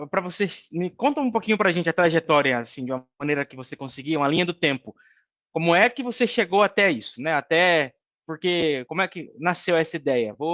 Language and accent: Portuguese; Rondonópolis, Mato Grosso, Brazil; Eu sou nascido aqui em Rondonópolis, né? E amo esse lugar